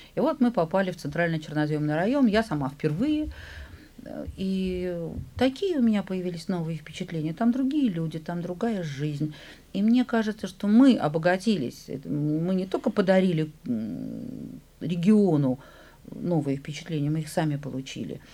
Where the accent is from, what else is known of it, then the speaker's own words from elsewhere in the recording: Saint Petersburg, Russia; я ленинградка, я петербурженка